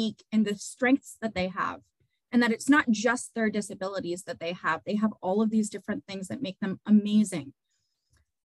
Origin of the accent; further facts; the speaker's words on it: Dover, New Hampshire, United States; I grew up in here in Dover